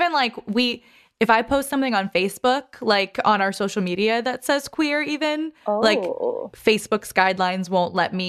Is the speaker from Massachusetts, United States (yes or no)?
yes; Boston, Massachusetts, United States; I'm from Dorchester, born and raised